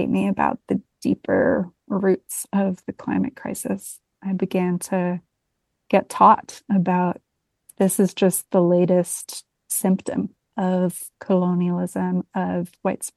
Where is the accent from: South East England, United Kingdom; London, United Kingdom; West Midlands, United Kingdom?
London, United Kingdom; I was born and raised in London, England